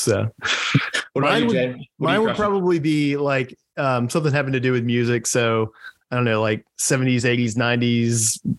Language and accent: English; North Carolina, United States; my home state of North Carolina.